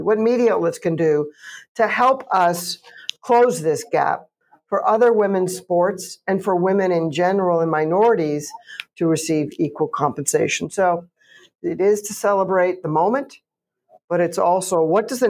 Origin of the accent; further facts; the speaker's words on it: Canada; I'm Canadian